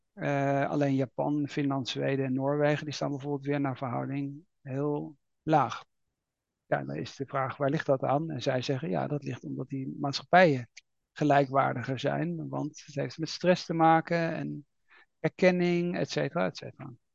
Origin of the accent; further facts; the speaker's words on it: Netherlands; we als Nederlanders